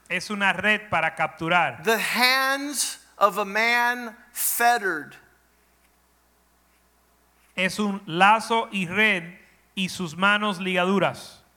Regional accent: Florida, United States; I grew up in my in Florida.

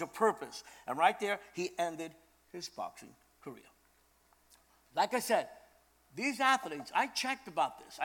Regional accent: New York City, New York, United States; I was born in Brooklyn, New York, but my family's from Puerto Rico. My dad's from Manatee. My mother is from Arroyo, okay? And I got to know Puerto Rico when I was like 22 years old, something like that, because I spent my life in Brooklyn

